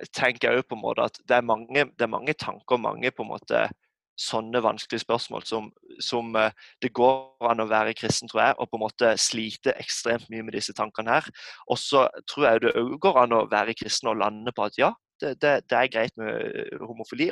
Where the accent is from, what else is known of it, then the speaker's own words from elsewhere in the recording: Norway; som nordmann i dag, så man er jo en minoritet som kristen.